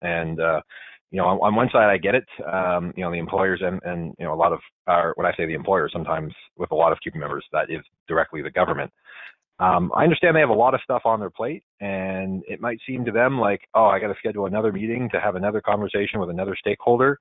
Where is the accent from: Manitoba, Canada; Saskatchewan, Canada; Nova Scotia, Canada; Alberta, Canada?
Nova Scotia, Canada; now in Ottawa, Canada; where I grew up in Nova Scotia